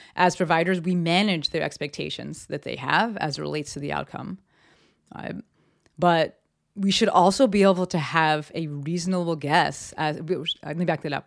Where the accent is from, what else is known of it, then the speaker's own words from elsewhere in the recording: Summit, New Jersey, United States; moved away; I'm from the East Coast, um, and actually my town got, got hit pretty hard in terms of lives lost. Um, a lot of people worked in the towers. I lived in Summit, New Jersey